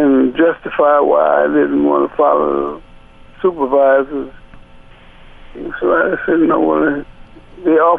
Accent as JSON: {"language": "English", "town": "New Orleans", "region": "Louisiana", "country": "United States", "moved": "yes", "said": "I was from New Orleans."}